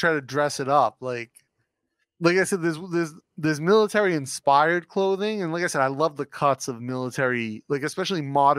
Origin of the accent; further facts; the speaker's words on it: Northeast, United States; moved away; I grew up in the Northeast, right? So. Not a very military-centric part of the country.